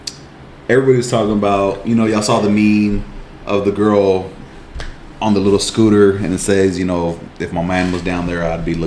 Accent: United States; Hold on, because I'm an American.

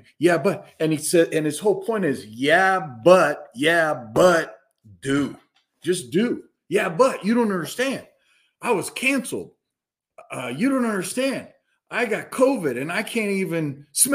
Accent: Castle Rock, Colorado, United States; also born or lived in Madison, Wisconsin; I grew up in Colorado in Castle Rock is where we ended up, Douglas County High School

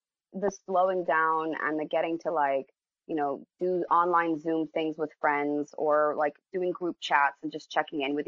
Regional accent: United States; I'm American, love America

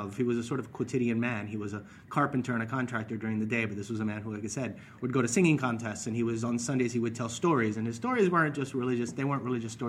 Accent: Miami, Florida, United States; I grew up in Miami. My family's Cuban

